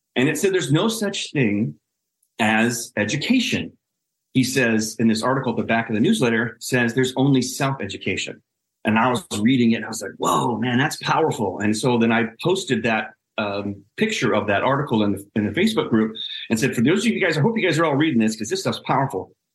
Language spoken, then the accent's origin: English; Omaha, Nebraska, United States; I grew up in Omaha, Nebraska